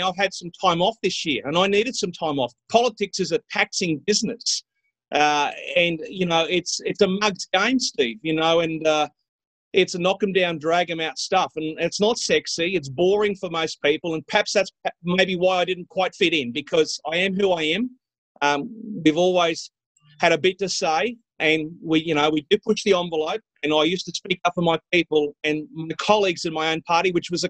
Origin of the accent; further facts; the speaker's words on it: Mackay, Queensland, Australia; I called in my hometown of Mackay at 16, 17 years of age